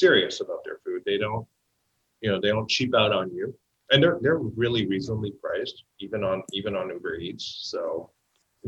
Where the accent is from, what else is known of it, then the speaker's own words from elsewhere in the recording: Toronto, Ontario, Canada; moved away; also born or lived in Richmond; I was born in Toronto. But raised in Scarborough, then North York, just literally across from the Bell Aspen Square before ending up in Richmond